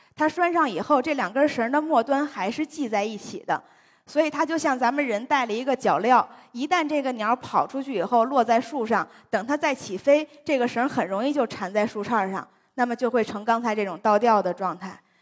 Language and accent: Chinese; China; 我国地大物博，然后地形地貌的种类又非常丰富